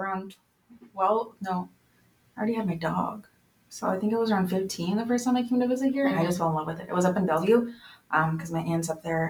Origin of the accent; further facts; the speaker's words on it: Mexico; born there; is whenever it comes up in conversation that I was born in Mexico, I feel like the urge really quickly to be like, oh, I'm a citizen.